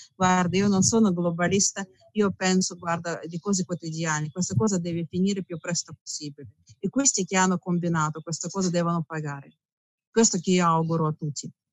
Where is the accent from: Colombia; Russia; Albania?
Russia; Italian is a second language; moved away as an adult; now in Italy; io sono russa, mio marito è italiano